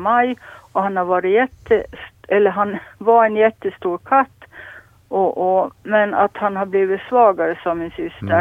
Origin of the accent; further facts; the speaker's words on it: Lappo, Åland, Finland; jag är född och uppvuxen här på Lappo